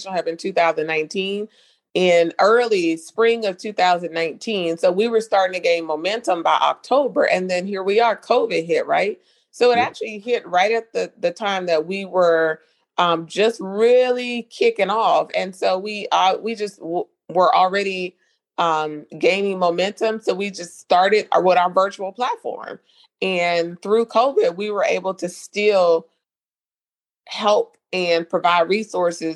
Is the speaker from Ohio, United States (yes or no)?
no; North Carolina, United States; accent: Southern twang; moved away as an adult; now in South Florida, United States; I'm not from South Florida. I'm originally from North Carolina. I moved to South Florida back in 2012